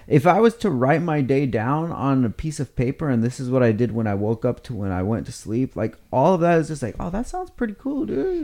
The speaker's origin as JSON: {"language": "English", "town": "Oxnard", "region": "California", "country": "United States", "tie": "born or raised there", "said": "when I was growing up in Oxnard"}